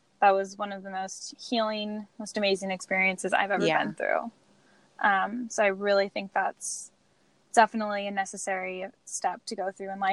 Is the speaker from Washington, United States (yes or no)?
yes; Washington, United States; I'm from Washington State, which is the Evergreen State.